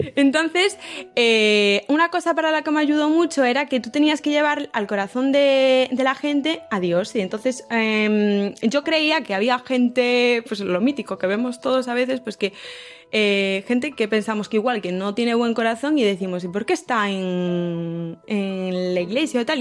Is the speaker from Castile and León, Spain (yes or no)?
no; A Coruña, Galicia, Spain; now in Santiago de Compostela, Spain; yo soy de Coruña, eh, estudié en el colegio Hijas de Cristo Rey